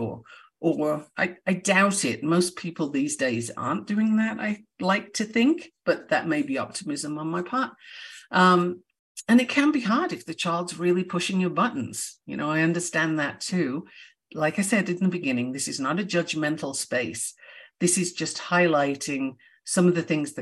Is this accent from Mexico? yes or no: no; United Kingdom; I'm a Brit